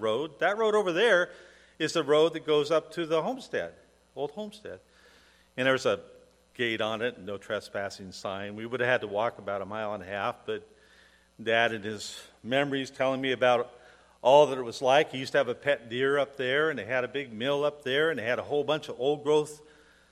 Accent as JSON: {"language": "English", "town": "Portland", "region": "Oregon", "country": "United States", "tie": "born or raised there", "said": "the hospital I was born in Portland no longer exists"}